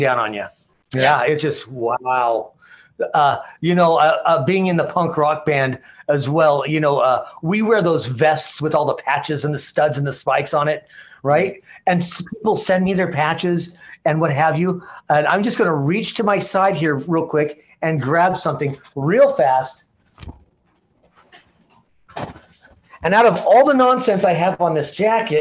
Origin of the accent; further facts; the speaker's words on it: Portland, Oregon, United States; I grew up in Portland, Oregon. I grew up in a little neighborhood called East Moreland